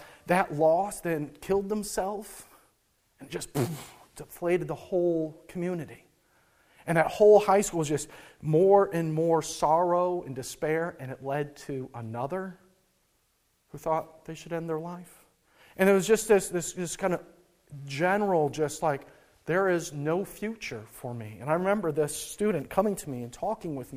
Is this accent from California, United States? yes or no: no; North Dakota, United States; I grew up in North Dakota, where the cold air of the Rockies meets the hot air coming from the southern grassy plains